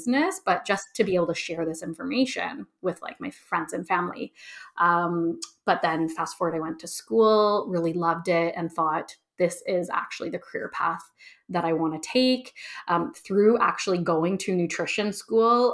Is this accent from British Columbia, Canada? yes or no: no; Toronto, Ontario, Canada; moved away as an adult; also born or lived in Edmonton, Alberta; move back to my hometown of Toronto